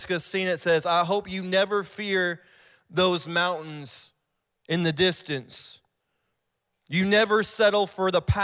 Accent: Ohio, United States; moved away; I'm from Ohio, too. I'm an Ohio boy

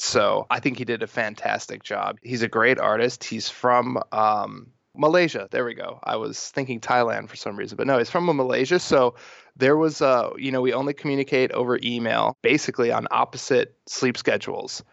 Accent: Milwaukee, Wisconsin, United States; now in Santa Monica, United States; I grew up in Milwaukee

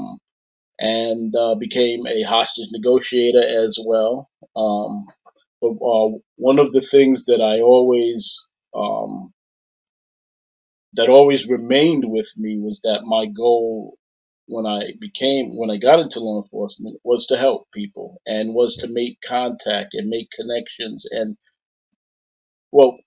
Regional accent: New York City, New York, United States; accent: New York; Born and raised in South Jamaica, Queens, tough neighborhood.

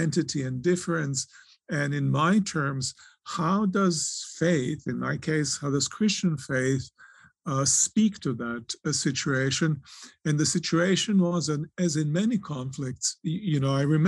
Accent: Serbia; moved away; also born or lived in Croatia; I was born in Croatia. I was raised in Serbia

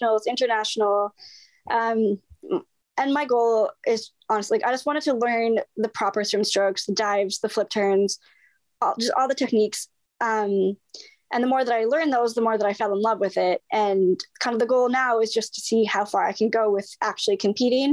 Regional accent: British Columbia, Canada; Prince George, BC, which is only 5 hours from my hometown

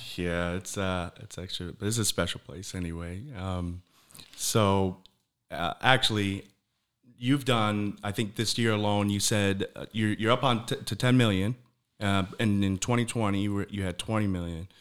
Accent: Michigan, United States; now in Florida, United States; I'm from Michigan as well.

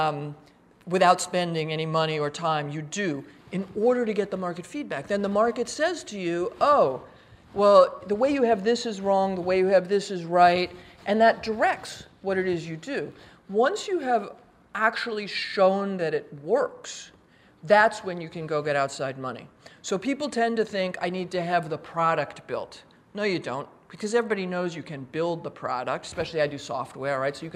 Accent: New York, United States; moved away as an adult; also born or lived in Philadelphia; I'm from New York. I live in New York now.

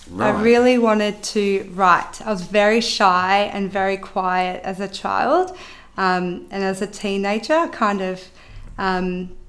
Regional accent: Western Australia, Australia; Um, really good. I had a really good childhood. Um, it was very much like an Italian upbringing.

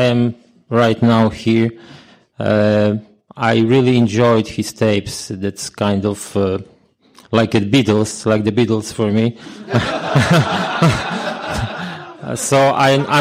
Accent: Poland; I'm a sexaholic from Poland

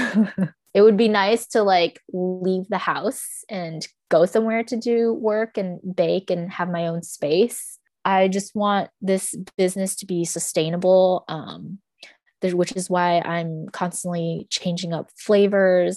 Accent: Rolla, Missouri, United States; also born or lived in St. Louis, Missouri; now in Kansas City, United States; I grew up in Rolla, which is a small, small town

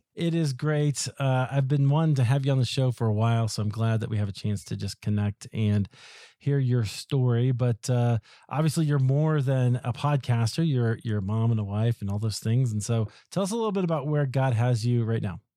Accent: Iowa, United States; moved away; also born or lived in Highland Park, Illinois; I'm also from the Midwest, from, from Iowa

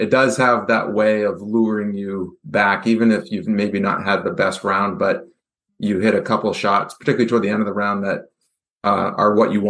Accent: Goffstown, New Hampshire, United States; I grew up in Goffstown, so I've gotten to play Stonebridge quite a few times

